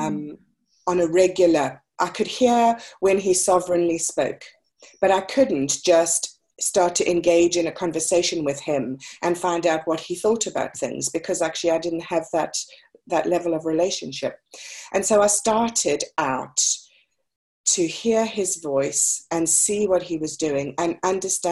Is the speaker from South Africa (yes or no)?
yes; South Africa; I was born and raised in South Africa.